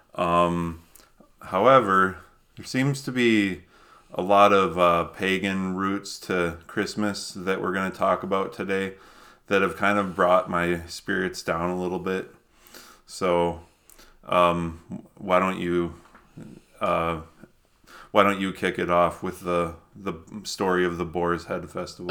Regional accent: Minnesota, United States; moved away; I grew up in Minnesota

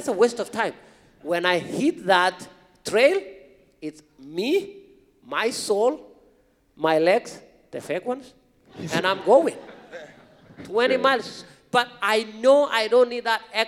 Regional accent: Kenya; English is a second language; now in United States; growing up in this rural part of Kenya as a young kid going to school

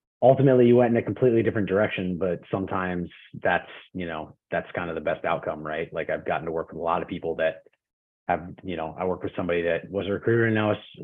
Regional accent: East Coast, United States; moved away as an adult; now in West Coast, United States; I grew up on the East Coast and I moved out to the West Coast 8 years ago to work at Amazon.

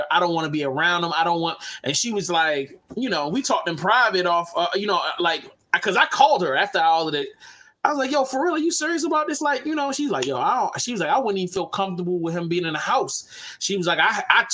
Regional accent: Baltimore, Maryland, United States; Baltimore City, Warburg Junction

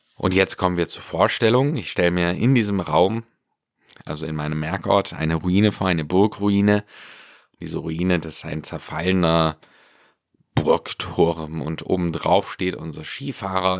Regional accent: Ländle, Baden-Württemberg, Germany; hier bei uns im Ländle

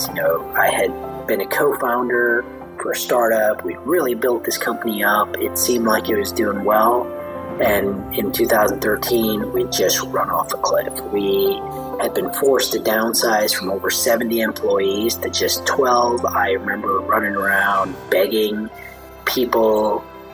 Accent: Chicago, Illinois, United States; moved away as an adult; also born or lived in India; now in Austin, United States; moved to Chicago when I was 3

